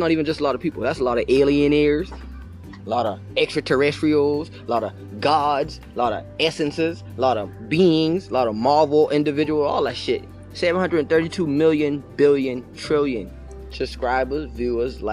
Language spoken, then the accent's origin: English; Charleston, United States; moved away; I'm not from this area. I'm from Charleston